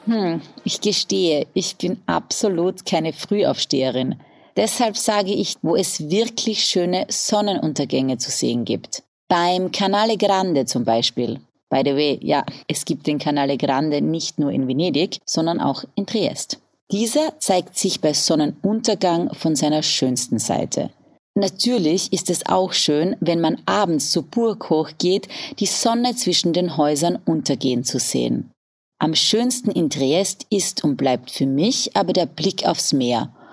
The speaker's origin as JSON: {"language": "German", "country": "Austria", "said": "als Österreicherin"}